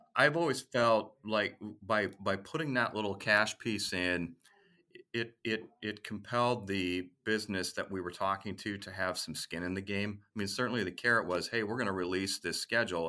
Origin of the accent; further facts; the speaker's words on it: Minneapolis, Minnesota, United States; I grew up in Minneapolis, Saint Paul, and that's where I wanted to settle